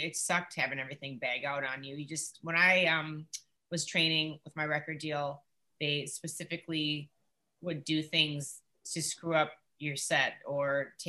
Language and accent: English; Minneapolis, Minnesota, United States; moved away as an adult; now in Nashville, United States; I was from Minneapolis, St. Paul, where there's a lot of really great people coming out